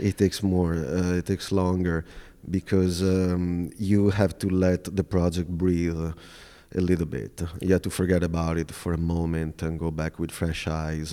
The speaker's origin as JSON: {"language": "English", "region": "Veneto", "country": "Italy", "tie": "born or raised there", "also_born_or_lived": "Milan, Italy / New York City, United States", "moved": "as an adult", "said": "I'll just look, uh, nearby my hometown."}